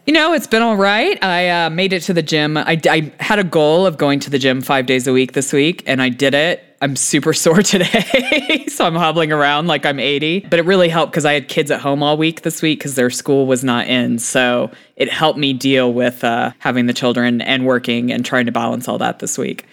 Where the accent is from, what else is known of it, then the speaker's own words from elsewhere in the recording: United States; also born or lived in United Kingdom; as a American who lived in Britain